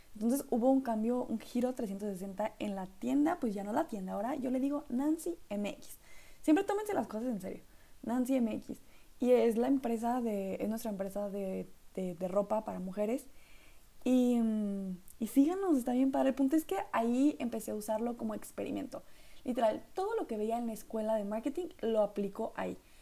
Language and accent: Spanish; northern Mexico, Mexico; accent: norteño; mi acento norteño